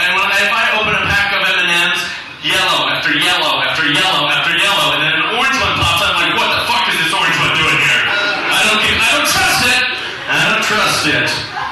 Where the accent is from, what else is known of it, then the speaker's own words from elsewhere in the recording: the South, United States; now in South Korea; I'm from the South, and every Jinjilbong I go to, Jinjilbong my balls.